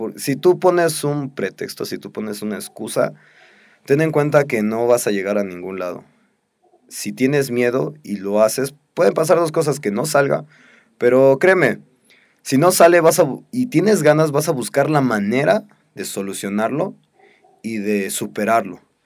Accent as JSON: {"language": "Spanish", "country": "Mexico", "said": "nuestra sociedad como mexicanos"}